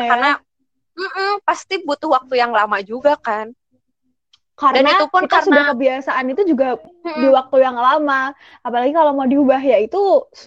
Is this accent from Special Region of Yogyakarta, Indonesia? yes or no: yes; Yogyakarta, Special Region of Yogyakarta, Indonesia; now in Bandung, Indonesia; aku kan dari Jogja nih kan dari Jawa jadi suku Jawa gitu terus masuk ke lingkungan Sunda ke lingkungan di Bandung gitu